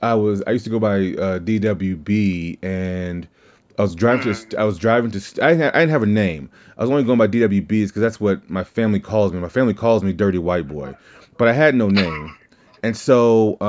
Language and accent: English; Deep South, United States; I am from the South, the Deep South.